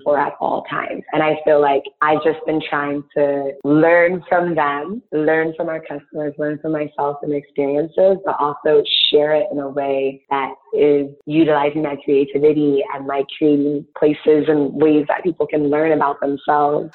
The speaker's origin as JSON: {"language": "English", "country": "Ghana", "moved": "yes", "lives_now": "Chicago, United States", "said": "I'm Ghanaian and I use shea butter as a child"}